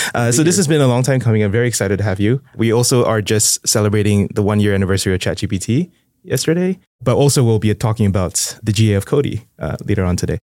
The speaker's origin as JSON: {"language": "English", "country": "Singapore", "said": "I'm from Singapore"}